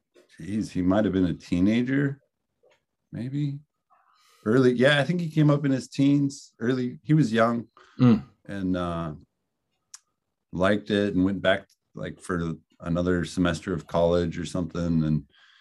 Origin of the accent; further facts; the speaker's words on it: Nome, Alaska, United States; also born or lived in Selawik, Alaska; now in Kotzebue, United States; I grew up with my dad, mostly in Nome, which isn't too far from where I am now here in Kotzebue, Alaska, which is close to Selawik, Alaska.